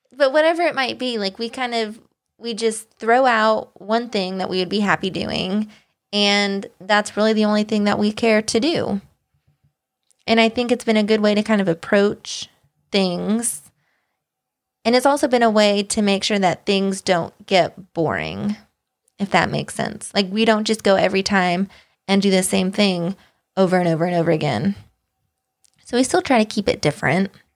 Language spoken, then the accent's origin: English; United States; moved away as an adult; also born or lived in Kansas / Tennessee; I grew up in Kansas and then Tennessee, where tornadoes run rampant